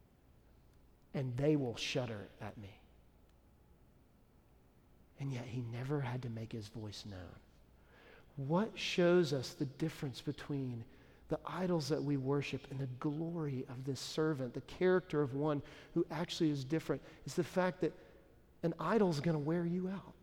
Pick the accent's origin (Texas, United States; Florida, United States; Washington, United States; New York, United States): Texas, United States; Dallas; now in Nashville, United States; Dallas is my hometown